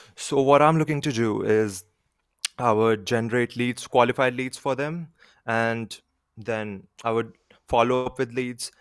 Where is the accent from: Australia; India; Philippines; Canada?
India; I'm from India.